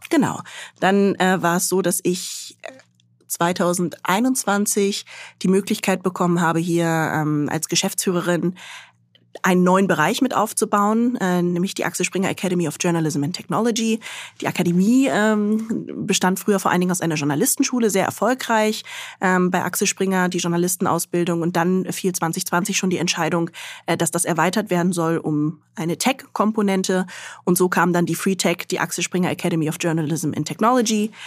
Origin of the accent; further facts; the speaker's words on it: Göttingen, Lower Saxony, Germany; moved away as an adult; also born or lived in Khartoum, Sudan / Mainz; Also ich bin in Göttingen aufgewachsen, bin da zur Schule gegangen, habe dort Abitur gemacht